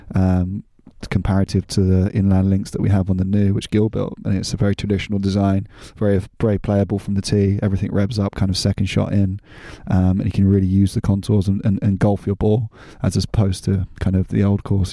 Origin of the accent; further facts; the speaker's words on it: London, United Kingdom; moved away as an adult; now in France; when I was a kid, growing up in London, my part of London was in Kent County